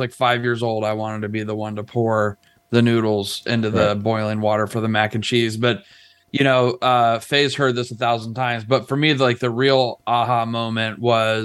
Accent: upstate New York, United States; moved away; also born or lived in Rochester, New York / Ohio; Grew up in upstate New York. Born in Rochester

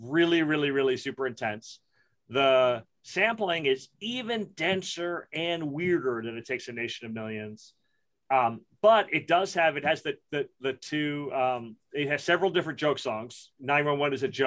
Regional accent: Brooklyn, New York, United States; I grew up in Brooklyn in the 70s and the 80s

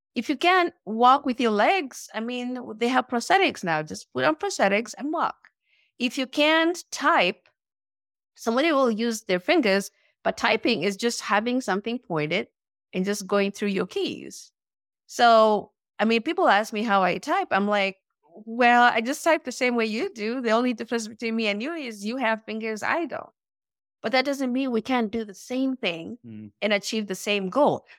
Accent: Nairobi, Kenya; moved away as an adult; now in United States; I was born and raised in Nairobi, Kenya

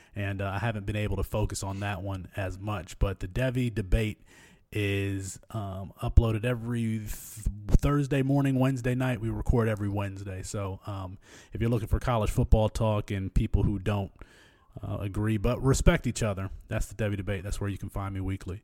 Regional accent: Michigan, United States; I'm from Michigan

